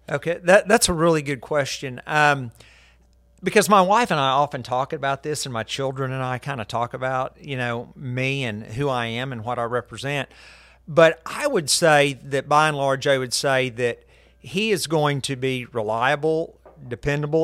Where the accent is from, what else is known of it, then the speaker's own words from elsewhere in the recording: Guthrie, Oklahoma, United States; I was born in Guthrie